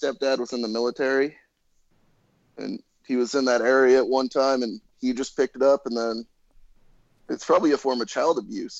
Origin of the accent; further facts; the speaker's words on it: Alaska, United States; moved away; Yeah, I grew up in Alaska.